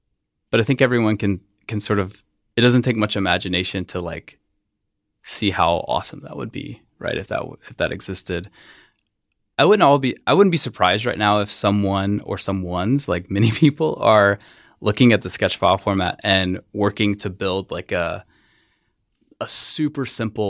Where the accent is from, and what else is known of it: West Columbia, South Carolina, United States; born or raised there